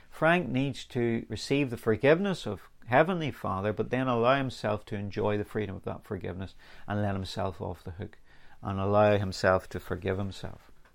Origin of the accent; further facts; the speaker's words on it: Northern Ireland, United Kingdom; I grew up in here in Northern Ireland